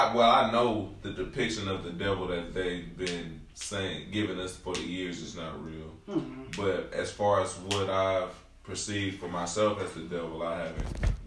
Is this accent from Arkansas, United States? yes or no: yes; Camden, Arkansas, United States; accent: slang and twang; moved away; So I grew up in the South. So I'm. Shout out to Camden, Arkansas.